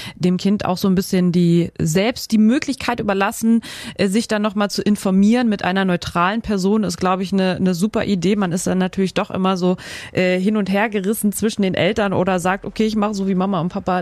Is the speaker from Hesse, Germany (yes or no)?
no; Schleswig-Holstein, Germany; hier bei uns in Schleswig-Holstein